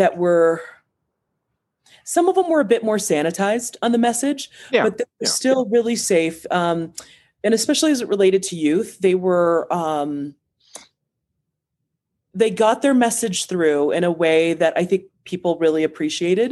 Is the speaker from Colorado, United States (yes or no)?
yes; Boulder, Colorado, United States; also born or lived in Cameroon; I grew up in Boulder County